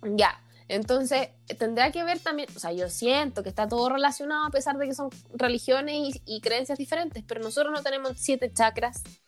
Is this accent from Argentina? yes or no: no; Chile; nosotros como sociedad chilena